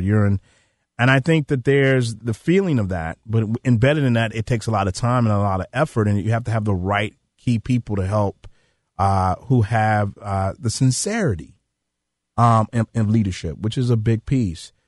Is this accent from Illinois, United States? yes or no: yes; Chicago, Illinois, United States; I'm from South Shore. My grandfather lived right there on eightieth and South Shore